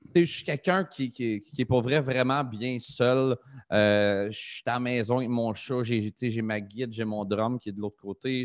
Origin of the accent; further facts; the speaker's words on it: Trois-Rivières, Quebec, Canada; C'est ma ville natale, Trois-Rivières